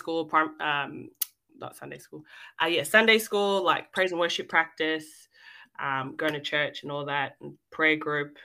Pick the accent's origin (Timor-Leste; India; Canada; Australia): Australia; Melbourne, Victoria; also born or lived in Fiji; I was born and raised here in Melbourne